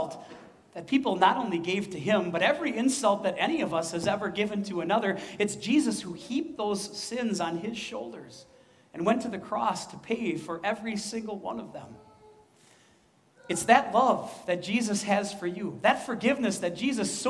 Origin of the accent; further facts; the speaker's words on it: Midwest, United States; accent: Midwestern; also born or lived in West Coast; we Midwesterners have an accent